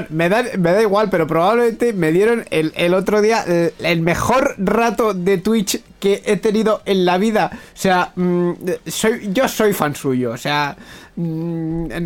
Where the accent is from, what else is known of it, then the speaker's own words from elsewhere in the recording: Basque Country, Spain; para nosotros que somos vascos